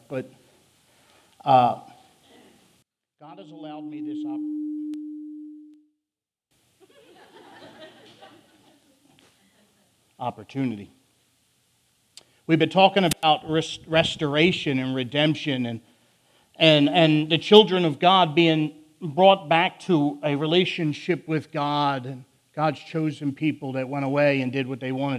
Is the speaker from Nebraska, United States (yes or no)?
no; Philadelphia, Pennsylvania, United States; accent: northern; I will talk way faster than any human being should ever talk, because I'm from Philly. I have a northern speech impediment